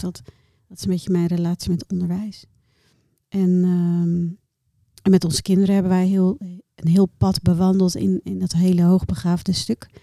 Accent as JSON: {"language": "Dutch", "country": "Bangladesh", "tie": "born or raised there", "also_born_or_lived": "Rotterdam, Netherlands", "moved": "yes", "lives_now": "Netherlands", "said": "Ik ben in Bangladesh geboren"}